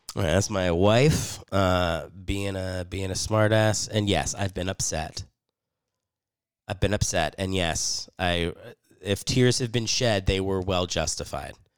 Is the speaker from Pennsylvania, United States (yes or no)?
yes; Philadelphia, Pennsylvania, United States; now in Los Angeles, United States; I'm from Philly.